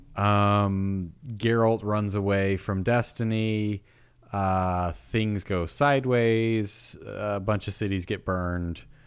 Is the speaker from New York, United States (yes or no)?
yes; New York, United States; moved away; also born or lived in the South; I grew up in New York